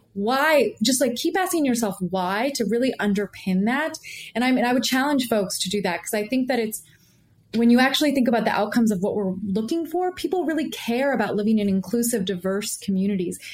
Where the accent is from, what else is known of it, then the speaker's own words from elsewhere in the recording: the Bay Area, California, United States; I'm from the Bay Area. My I'm first generation in, in Indian American.